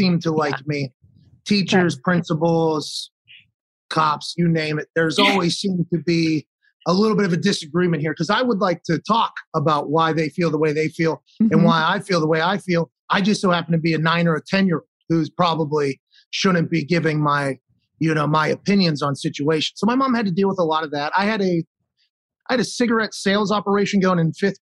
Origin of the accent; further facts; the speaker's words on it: Pittsburgh, Pennsylvania, United States; I was born in McGee's Women's Hospital in Pittsburgh.